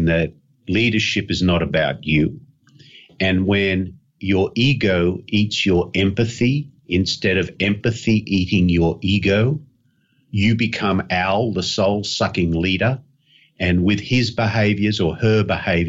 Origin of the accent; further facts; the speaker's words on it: Australia; being an Aussie